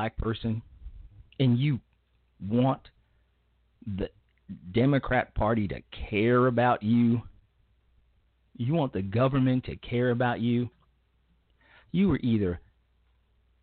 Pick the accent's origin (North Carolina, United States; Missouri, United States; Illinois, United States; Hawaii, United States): Illinois, United States; Chicago; my hometown of Chicago, Illinois